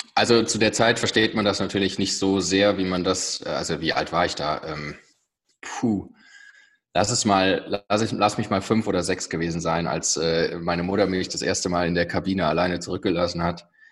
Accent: near Bonn, North Rhine-Westphalia, Germany; ich komme aus der Nähe von Bonn

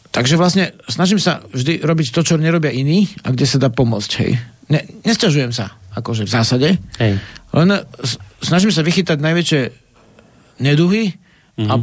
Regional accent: Kokava nad Rimavicou, Banská Bystrica Region, Slovakia; v kokave, odkiaľ som

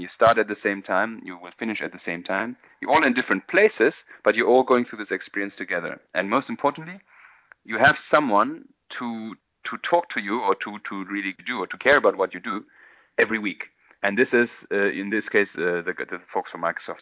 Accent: Berlin, Germany; moved away as an adult; also born or lived in London / India; I'm originally from Berlin.

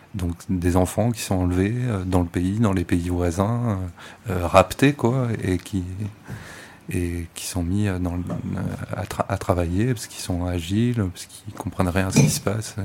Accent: France; en tant que Français

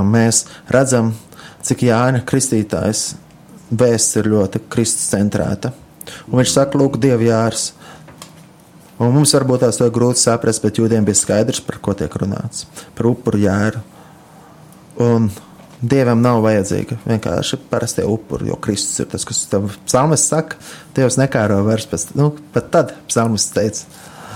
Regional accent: Latvia

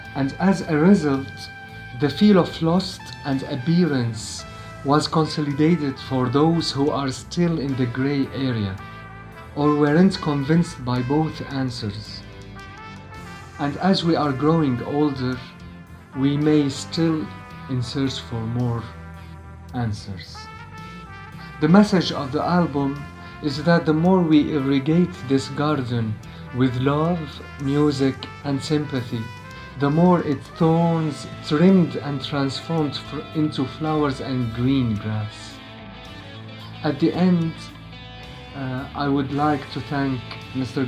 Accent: Damascus, Damascus Governorate, Syria; from Syria. I'm a musician born in Damascus and still living in it

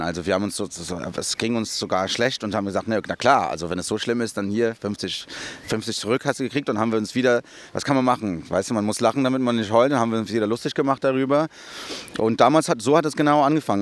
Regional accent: São Paulo, Brazil; moved away; in Brasilien bin ich in Interlagos aufgewachsen. Das ist der Stadtteil, wo, ich, wo wir gewohnt haben.

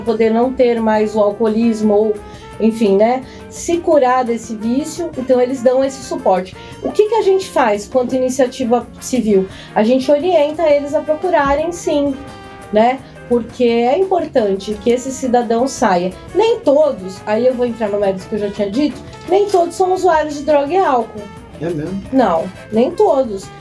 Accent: São Paulo, Brazil; now in Resende, Brazil; eu sou paulistana

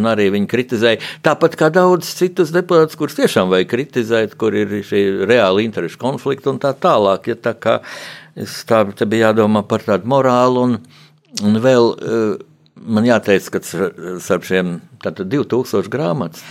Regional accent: Latvia

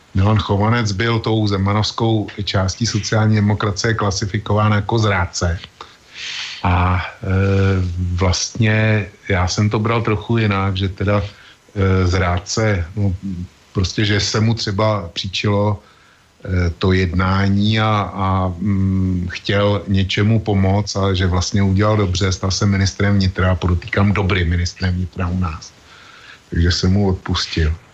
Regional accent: Czechia; u nás v Čechách

